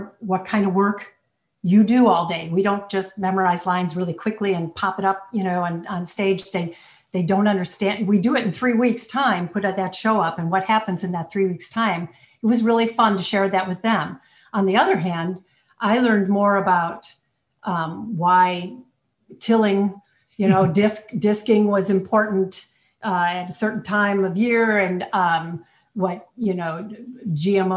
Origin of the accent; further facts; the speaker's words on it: Cleveland, Ohio, United States; I'm from Cleveland, Ohio.